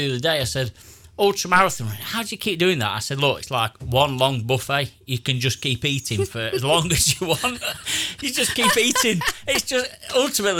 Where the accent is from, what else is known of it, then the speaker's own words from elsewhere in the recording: Derbyshire, East Midlands, United Kingdom; I'm from Derbyshire